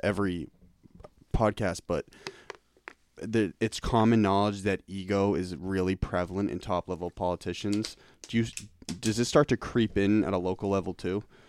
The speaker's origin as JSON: {"language": "English", "town": "Cambridge", "region": "Massachusetts", "country": "United States", "tie": "born or raised there", "said": "I'm from Cambridge, man. That's where I grew up"}